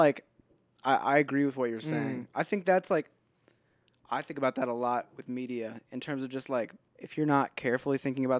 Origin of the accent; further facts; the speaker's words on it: United States; as an American or like as Americans